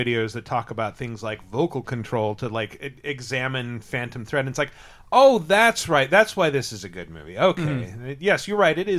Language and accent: English; Tri-Cities, Eastern Washington State, United States; moved away; So Chuck Palahniuk is actually from my hometown.